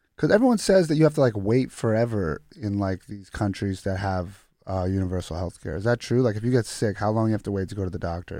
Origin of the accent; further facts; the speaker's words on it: United States; also born or lived in Croatia (ancestry); I was born here